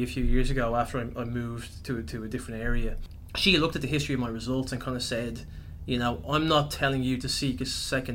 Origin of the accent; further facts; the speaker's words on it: Ireland; first language English; moved away as an adult; now in Melbourne, Australia; I was born and raised in Ireland, as you might be able to tell by the accent.